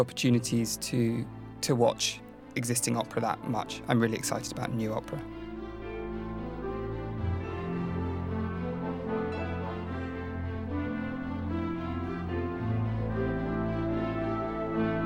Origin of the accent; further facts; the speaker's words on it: London, United Kingdom; I was born in 1987 in London.